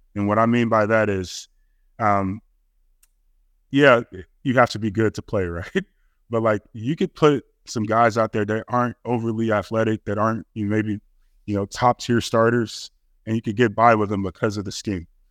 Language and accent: English; Chicago, Illinois, United States; I'm from Chicago